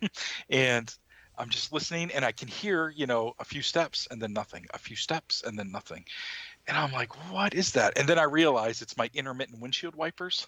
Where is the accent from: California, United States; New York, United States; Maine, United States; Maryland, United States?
Maine, United States; my home state